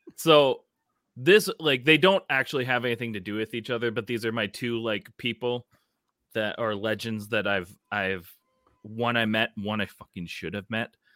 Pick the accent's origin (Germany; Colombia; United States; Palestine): United States; Minnesota; as a Minnesotan